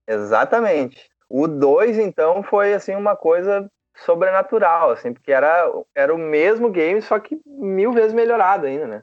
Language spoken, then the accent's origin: Portuguese; São Leopoldo, Rio Grande do Sul, Brazil; also born or lived in Novo Hamburgo; na verdade eu sou natural de Novo Hamburgo. Ok. Mas, mas eu me mudei para São Leopoldo em 95, cara. É, a gente foi para um bairro chamado Feitoria.